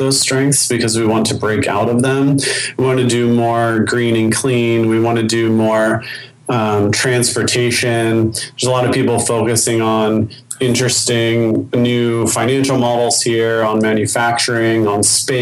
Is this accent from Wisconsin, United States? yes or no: no; Baltimore, Maryland, United States; now in Austin, United States; I grew up in Baltimore, which in so many ways, you know, at that time was a city in decay